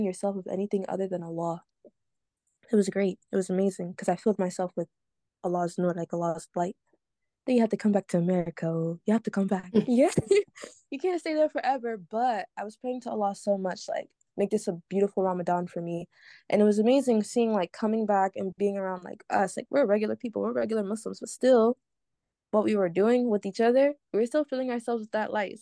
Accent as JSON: {"language": "English", "area": "Prince George's County", "region": "Maryland", "country": "United States", "said": "I'm from PG County, Maryland."}